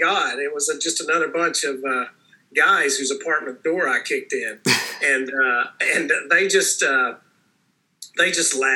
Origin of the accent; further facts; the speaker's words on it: Tennessee, United States; moved away; I'm like, Tennessee!